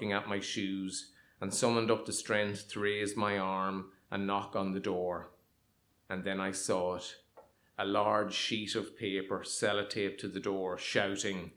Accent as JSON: {"language": "English", "town": "Monaghan", "region": "County Monaghan", "country": "Ireland", "tie": "born or raised there", "also_born_or_lived": "Dundalk", "said": "In 1976, we moved from Dundalk, which I thought was the centre of the universe, to what was actually the true centre of the universe, Monaghan. I was 9."}